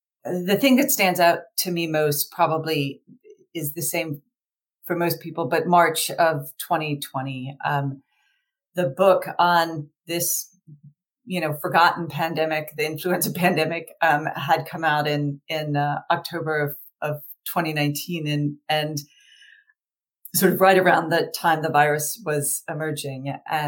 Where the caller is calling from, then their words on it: Richmond, Virginia, United States; So I'm calling from Richmond, Virginia.